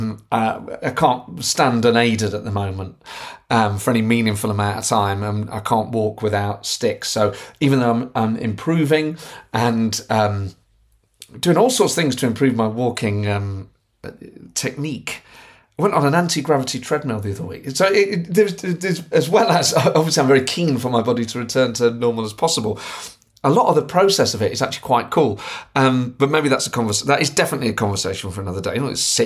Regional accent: Nottingham, East Midlands, United Kingdom; I'm from Nottingham

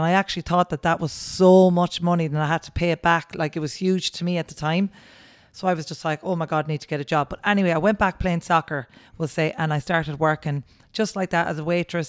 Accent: Nenagh, Munster, Ireland; moved away as an adult; now in South Mayo, Ireland; I am from Nina, County Tipperary.

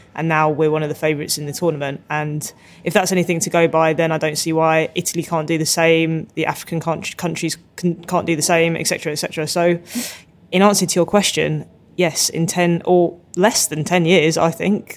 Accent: United Kingdom; accent: British; I kind of like my accent. British accent's all right

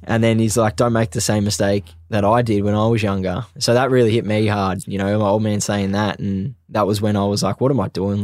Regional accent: Australia; moved away; also born or lived in England; I was in my home country

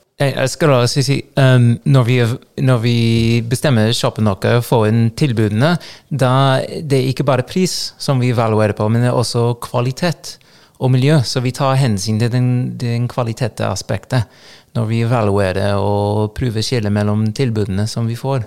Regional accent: Los Angeles, California, United States; Norwegian is a second language; now in Trøndelag, Norway; jeg vokste opp i Los Angeles

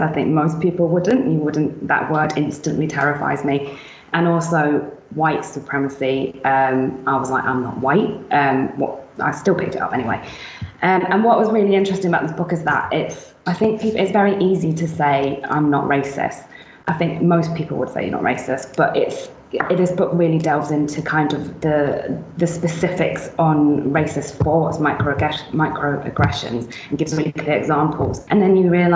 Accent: Brighton, South East England, United Kingdom; moved away as an adult; now in Manchester, United Kingdom; born in Brighton, which is where I grew up

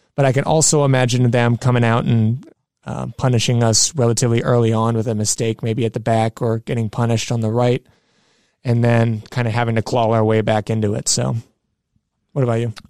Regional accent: United States; as an American

